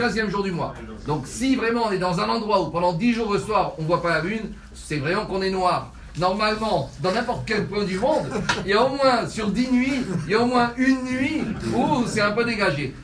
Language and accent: French; Tunisia; je suis un Tunisien